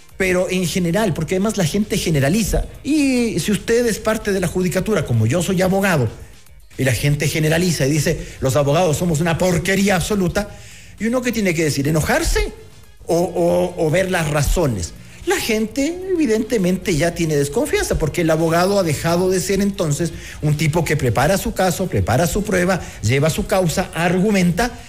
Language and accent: Spanish; Ecuador; los ecuatorianos